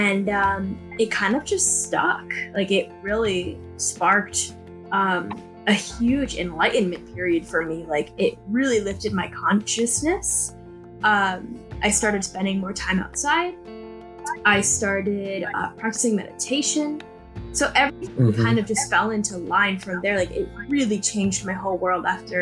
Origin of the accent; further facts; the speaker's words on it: Connecticut, United States; moved away as an adult; now in Encinitas, United States; I'm originally from Connecticut, but I moved out here for college, and then I ended up just staying